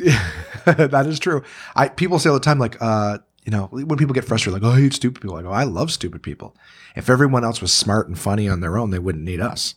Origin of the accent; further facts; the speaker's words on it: Canada; I'm a Canadian entertainer